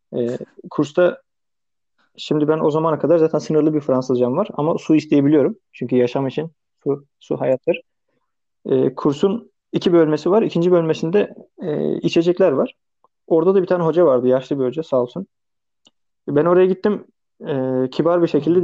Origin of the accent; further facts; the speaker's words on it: Turkey; moved away as an adult; now in France; yüzde yüz Türk'üm. Türkiye'den gelmişim